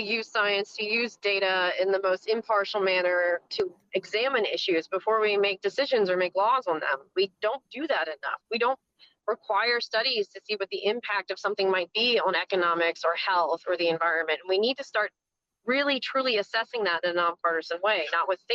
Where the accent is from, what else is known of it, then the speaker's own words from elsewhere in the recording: South Mississippi, United States; moved away; I grew up in South Mississippi, so that's my back, you know, yard.